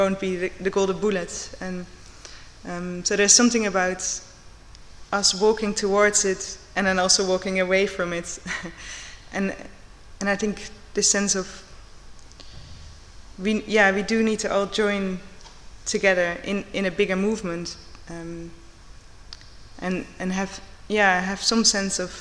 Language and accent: English; Netherlands; also born or lived in Portobello, Edinburgh; now in Edinburgh, United Kingdom; I am from the Netherlands